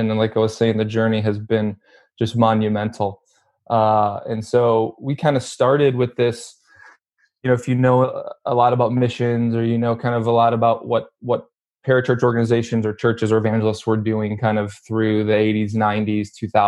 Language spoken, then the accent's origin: English; Wheaton, Illinois, United States; also born or lived in Tulsa, Oklahoma / Detroit area, Michigan; now in Los Angeles, United States; I grew up in Chicago, which kind of western suburbs of Chicago